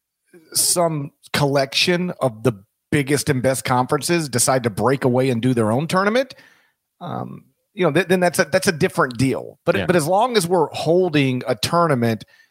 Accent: Mississippi, United States; my home state specifically is dominant in baseball.

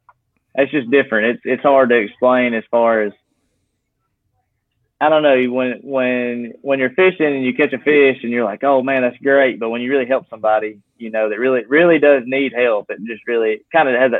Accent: Gadsden, Alabama, United States; I'm from Gadsden, Alabama

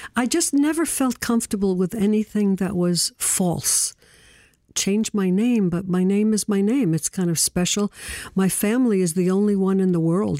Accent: New York City, New York, United States; I was born in Brooklyn

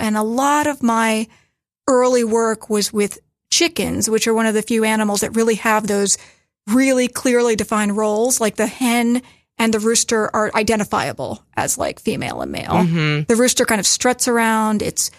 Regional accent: Maryland, United States; I grew up in Maryland.

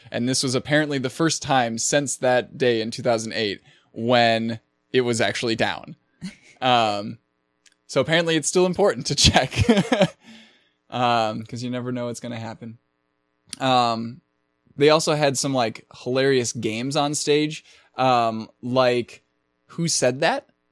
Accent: Minneapolis, Minnesota, United States; that's my hometown

